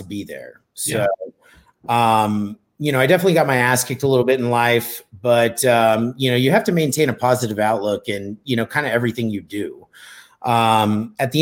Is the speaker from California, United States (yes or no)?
yes; Bakersfield, California, United States; moved away; also born or lived in Colorado; I grew up in Bakersfield, California